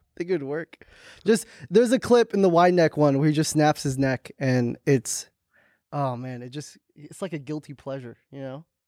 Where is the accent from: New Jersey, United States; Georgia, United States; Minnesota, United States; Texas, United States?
New Jersey, United States; Hackensack; I'm from New Jersey, Hack and Sack